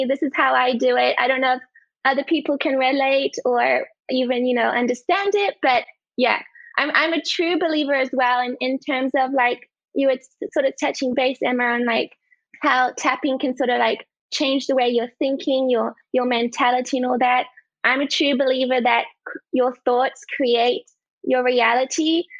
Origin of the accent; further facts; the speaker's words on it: France; now in Australia; Okay, so I'm originally from France. I've lived most of my life overseas in different countries, but I've spent a good part of my life in France.